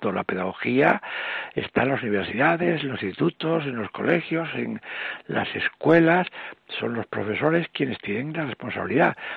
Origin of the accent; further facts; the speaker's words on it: Spain; los españoles hemos perdido, perdido este sentimiento de unidad que por una parte lo tenemos como españoles